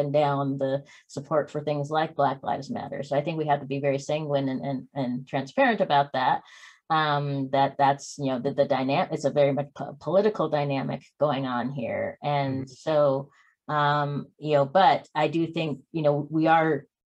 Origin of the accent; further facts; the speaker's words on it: Spokane, Washington, United States; I grew up in Spokane, which is right across the border there.